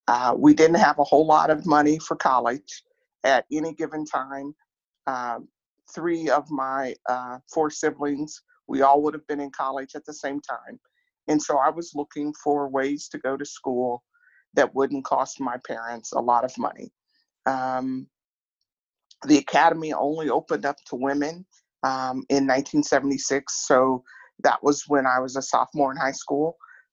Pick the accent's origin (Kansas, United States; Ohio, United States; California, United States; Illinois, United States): Kansas, United States; Atchison; I grew up in Atchison, Kansas, a small town in Atchison.